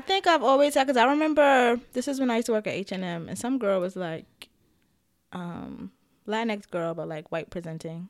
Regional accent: New York, United States; as a New Yorker

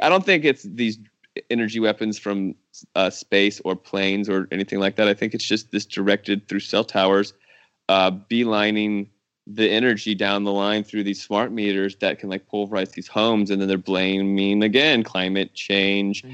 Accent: Herndon, Virginia, United States; moved away as an adult; also born or lived in California / New Orleans; I grew up in Northern Virginia, right outside of Washington, D C

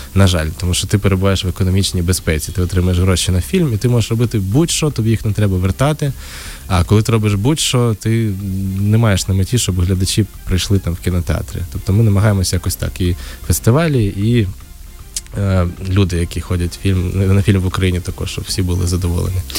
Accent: Uzhhorod, Zakarpattia Oblast, Ukraine; я з Ужгорода

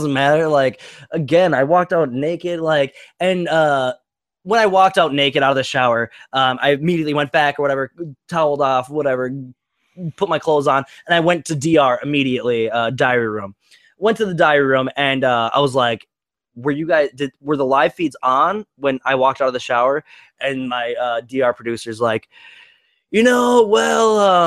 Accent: St. Francis, Minnesota, United States; I'm from St. Francis, Minnesota, I'm a proud delivery pizza boy

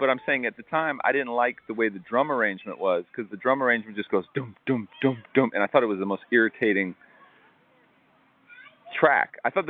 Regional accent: Tampa, Florida, United States; that time of me growing up in Ybor City and the financial problems and all that stuff.

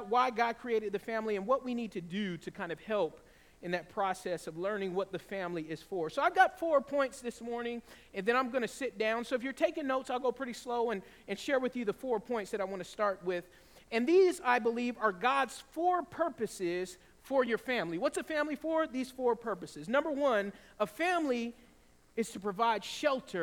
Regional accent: the South, Georgia, United States; And in the South, in Georgia, we often had tornadoes

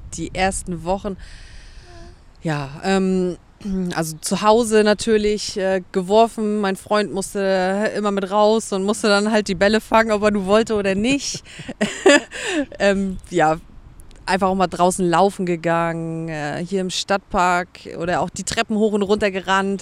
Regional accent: Schönberg, Mecklenburg-Vorpommern, Germany; moved away as an adult; now in Hamburg, Germany; Ursprünglich komme ich aus Mecklenburg-Vorpommern

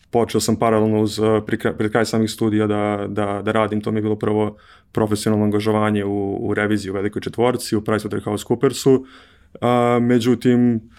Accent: Belgrade, Serbia; also born or lived in Brussels, Belgium; rođen sam u Beogradu, uh, imam 30 godina

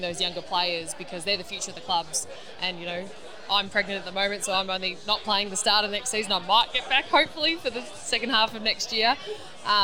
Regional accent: Bendigo, Victoria, Australia; also born or lived in Ballarat; now in Geelong, Australia; I grew up in Bendigo and played locally and stuff there

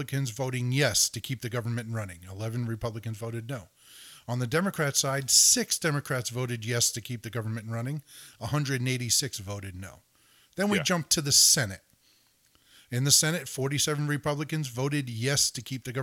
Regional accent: United States; also born or lived in Connecticut / New Jersey; now in Texas, United States; I'm from New Jersey and Connecticut

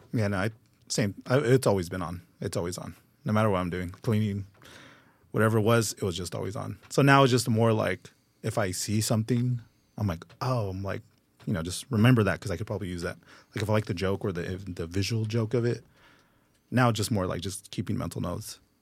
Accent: Los Angeles, California, United States; I'm born and raised in the Valley

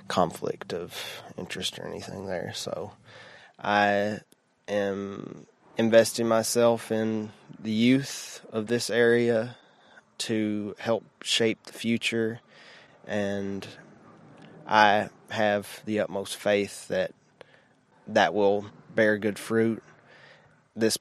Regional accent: Shelby Gap, Kentucky, United States; from Pike County, Shelby Gap. I was raised there all my whole life

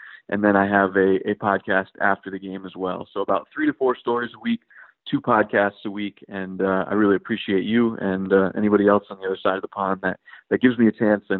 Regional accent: Connecticut, United States; So I was born and raised in Connecticut, which is a state, you know, about in right next to, shares a border with New York. So I grew up about 2 hours from New York City and about an hour and 45 minutes from Boston.

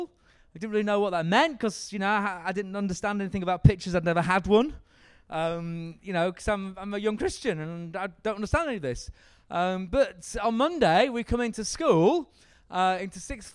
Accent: Yorkshire and the Humber, United Kingdom; I'm from Yorkshire

